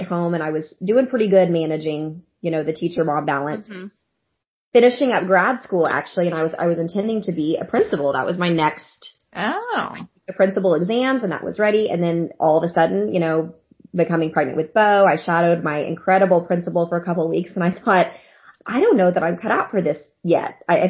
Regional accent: Norman, Oklahoma, United States; I'm from Norman, Oklahoma.

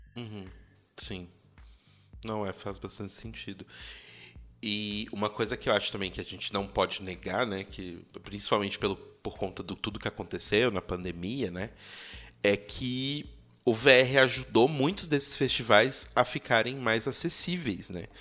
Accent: Belo Horizonte, Minas Gerais, Brazil; eu sou de BH

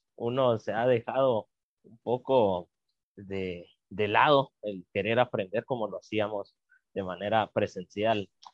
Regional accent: Guatemala

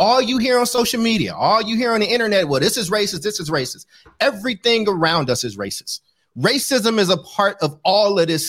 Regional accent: Oakland, California, United States; I grew up in Oakland, California, where it's a lot of homeless people that people stepping over

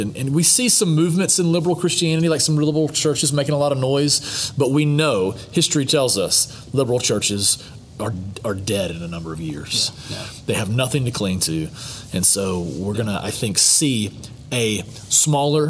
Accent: United States; moved away as an adult; also born or lived in Africa; I'm an American man. I love my country

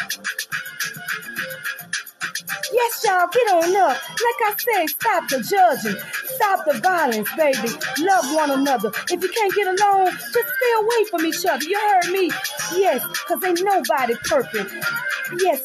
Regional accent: New Orleans, Louisiana, United States; My hometown

